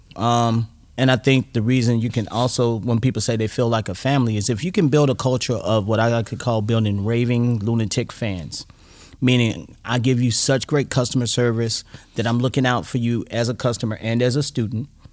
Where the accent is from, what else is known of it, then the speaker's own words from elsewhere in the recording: United States; being an American